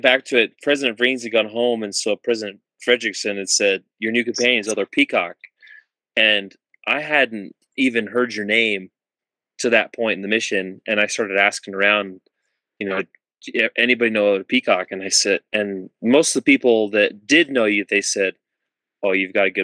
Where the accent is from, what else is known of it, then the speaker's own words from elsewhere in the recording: Utah, United States; moved away as an adult; growing up in Utah